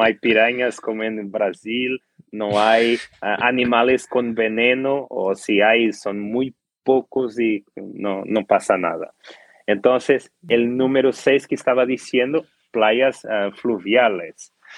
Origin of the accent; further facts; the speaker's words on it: Portugal; Spanish is a second language; soy un orgulloso portugués